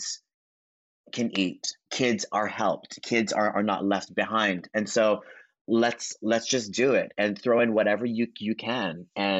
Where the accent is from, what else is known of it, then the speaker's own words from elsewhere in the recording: Hawaii, United States; moved away; I grew up in Hawaii. And so it was a long journey, really small town on the not fancy side of the island